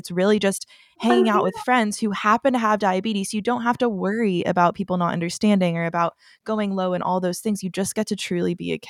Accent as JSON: {"language": "English", "town": "Dallas", "region": "Texas", "country": "United States", "said": "I'm from Dallas"}